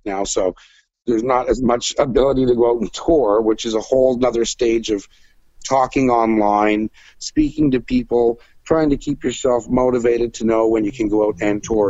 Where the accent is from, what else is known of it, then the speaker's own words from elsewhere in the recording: Cape Breton, Nova Scotia, Canada; I was raised in Cape Breton in a very free-thinking rural community playing traditional music